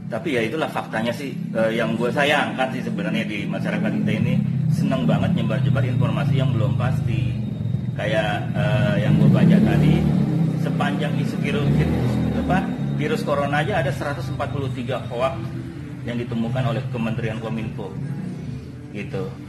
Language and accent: Indonesian; Java, Indonesia; kita harus tetap merasa beruntung atau bersyukur gitu ya karena kita orang Jawa pak orang Jawa ya, ya. Jawa.